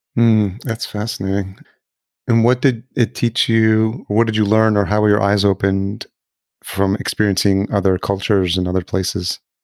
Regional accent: El Salvador; I was born in El Salvador

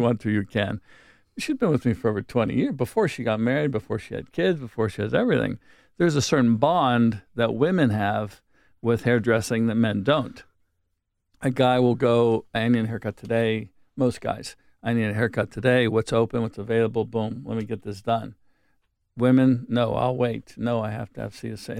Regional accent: Wilkinsburg, Pennsylvania, United States; I come from a blue collar town

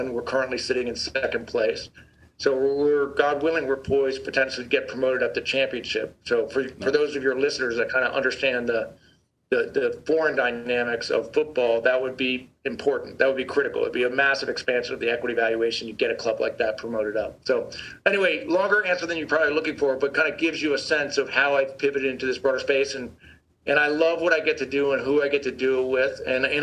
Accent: New York City, New York, United States; also born or lived in Connecticut; Grant and I grew up in New York City, as they describe it, the mean streets of the Upper East Side.

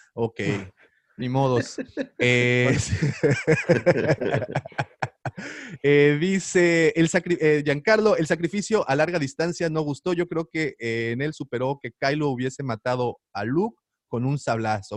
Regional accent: Mérida, Yucatán, Mexico; Yo también soy, soy de Mérida

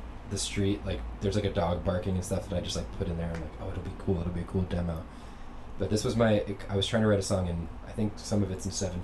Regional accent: Philadelphia suburbs, Pennsylvania, United States; I grew up in the Philadelphia suburbs

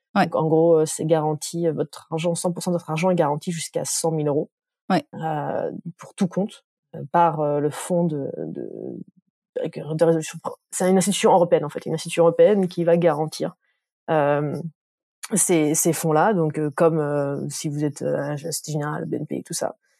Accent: Dijon, Bourgogne-Franche-Comté, France; je viens de Dijon

